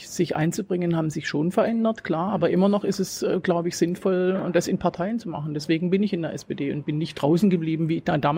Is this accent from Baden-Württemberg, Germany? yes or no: yes; Swabia, Black Forest, Baden-Württemberg, Germany; accent: Swabian; Aus äh, Schwaben, das kann man hören, aus dem Schwarzwald.